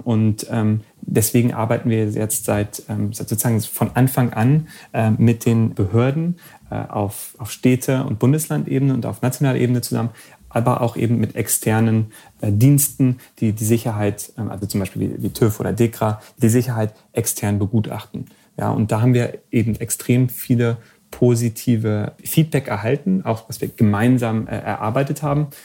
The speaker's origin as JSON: {"language": "German", "country": "Germany", "also_born_or_lived": "Silicon Valley, United States", "moved": "as an adult", "said": "ich bin ja ursprünglich aus Deutschland"}